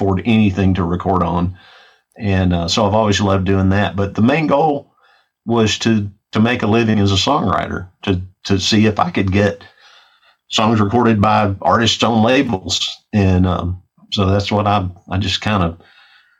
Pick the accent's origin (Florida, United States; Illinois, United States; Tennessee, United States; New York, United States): Tennessee, United States; Memphis; now in Nashville, United States; I grew up in Memphis and had bands in Memphis